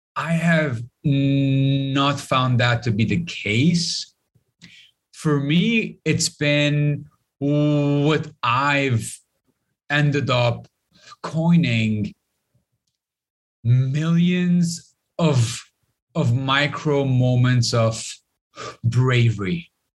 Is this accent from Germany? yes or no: no; Lebanon; Growing up in Lebanon